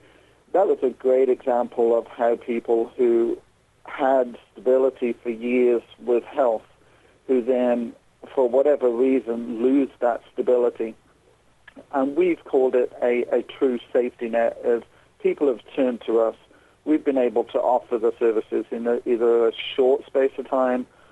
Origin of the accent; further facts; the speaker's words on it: England, United Kingdom; moved away as an adult; now in Southeast Indiana, United States; I'm actually from England originally, where I'm a registered mental health nurse